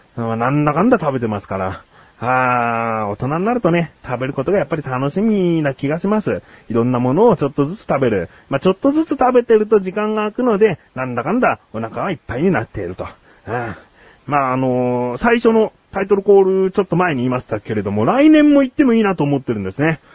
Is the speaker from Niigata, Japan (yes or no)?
no; Kanagawa, Japan; 地元神奈川県に着きまして